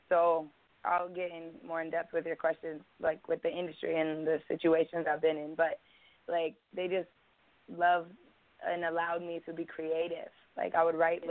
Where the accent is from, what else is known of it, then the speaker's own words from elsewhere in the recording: Bloomington, Indiana, United States; I was born in Marion County, Indianapolis. And they took me to Bloomington